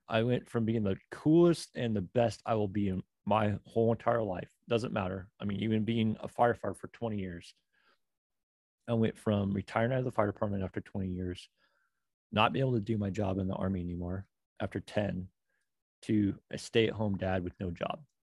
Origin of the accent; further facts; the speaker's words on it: Oregon, United States; moved away; also born or lived in New York; I'm from Oregon